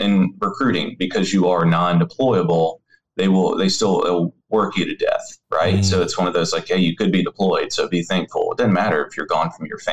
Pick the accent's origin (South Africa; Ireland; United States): United States; Memphis, Tennessee; also born or lived in Maryville, Missouri; I'm from Memphis, Tennessee